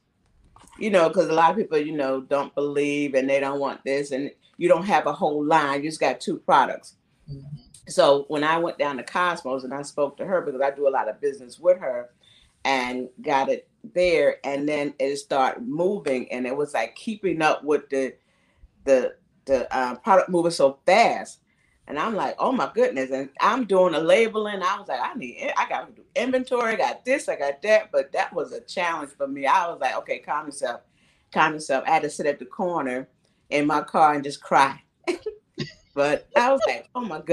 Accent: New Jersey, United States; now in Camden, South Carolina, United States; my hometown, Jersey

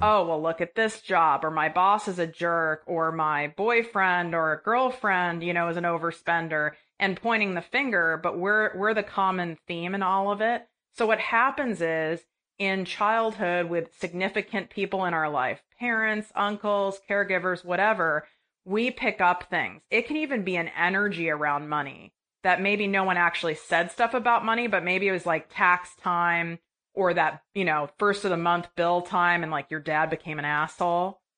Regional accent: Midwest, United States; I was raised in the Midwest

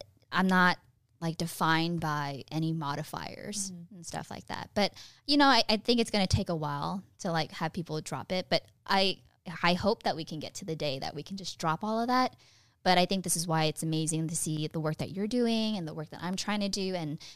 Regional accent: Fremont, California, United States; moved away as an adult; now in Los Angeles, United States; The same place as …, Fremont, California. It's my hometown.

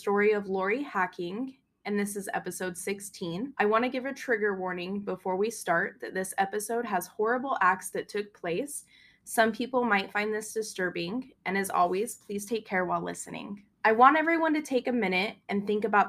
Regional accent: Utah, United States; we are from Utah

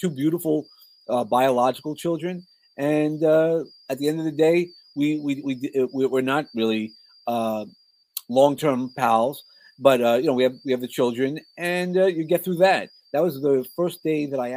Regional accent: New York City, New York, United States; accent: New York; also born or lived in San Antonio, Texas; I grew up in Brooklyn.

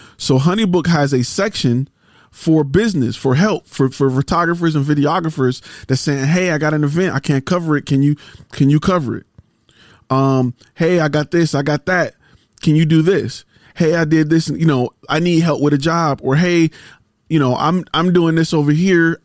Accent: Detroit, Michigan, United States; I'm a car guy 'cause I'm from Detroit

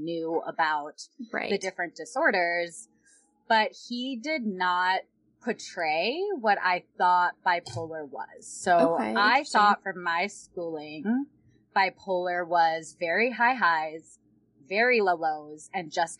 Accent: Minnesota, United States; moved away as an adult; also born or lived in Yuma, Arizona; I am originally from Minnesota, born and raised my whole life

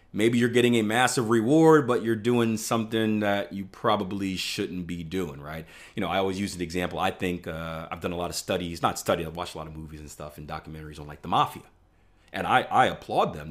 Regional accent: Philadelphia, Pennsylvania, United States; I, I, I grew up in Philadelphia in, in, in urban area

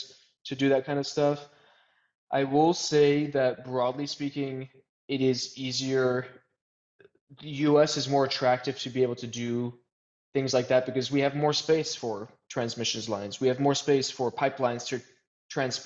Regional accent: United States; working in America, living in America, being American

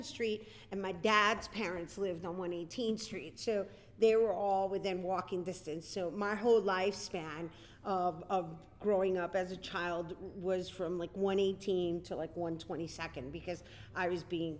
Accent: New York City, New York, United States; I'm born and raised in El Barrio, New York

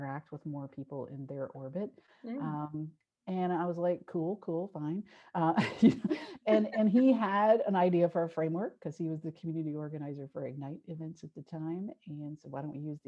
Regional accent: Cincinnati, Ohio, United States; my hometown in Cincinnati

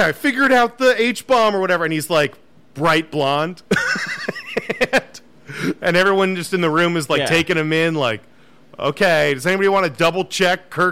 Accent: Florida, United States; moved away; growing up in Florida

